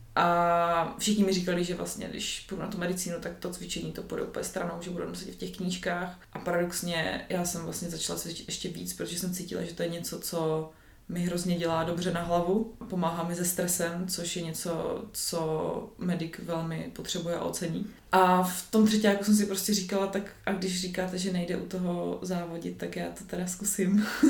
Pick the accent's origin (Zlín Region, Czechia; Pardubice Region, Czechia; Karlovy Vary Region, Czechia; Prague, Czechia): Zlín Region, Czechia; Kroměříž; now in Brno, Czech Republic; Nejsem z Brna, jsem, jsem z Kroměříže, což je jako menší město, asi hoďku od Brna